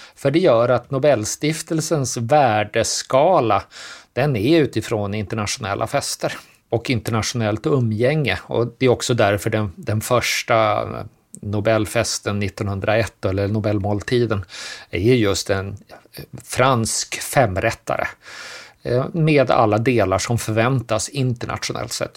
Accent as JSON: {"language": "Swedish", "country": "Sweden", "said": "som svenskar"}